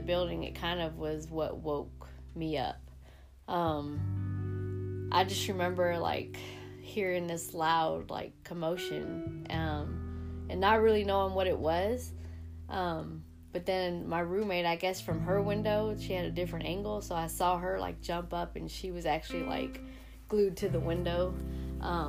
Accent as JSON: {"language": "English", "region": "Georgia", "country": "United States", "also_born_or_lived": "New York City", "moved": "as an adult", "said": "I'm from Georgia"}